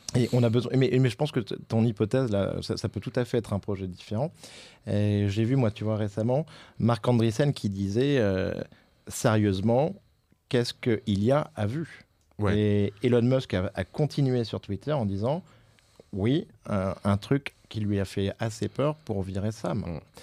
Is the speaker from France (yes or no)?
yes; France; en tant que Français